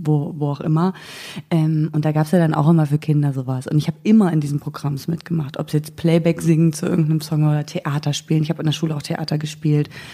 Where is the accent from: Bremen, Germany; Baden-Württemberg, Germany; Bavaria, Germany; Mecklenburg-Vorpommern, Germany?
Mecklenburg-Vorpommern, Germany; moved away as an adult; ich komme aus Mecklenburg-Vorpommern, habe da 19 Jahre gewohnt